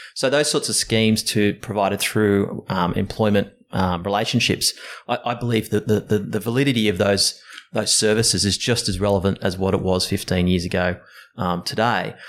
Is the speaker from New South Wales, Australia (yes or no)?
yes; Sydney, New South Wales, Australia; Sydney born and bred. Um, uh, grew up in uh, the hills area